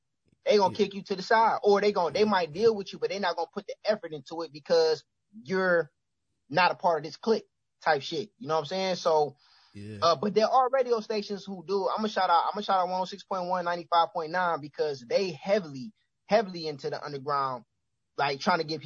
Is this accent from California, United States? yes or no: no; Cleveland, Ohio, United States; I'm from Cleveland